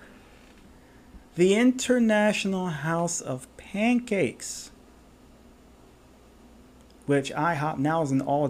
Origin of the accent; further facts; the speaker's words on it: outside of Philadelphia, Pennsylvania, United States; moved away; growing up outside of Philadelphia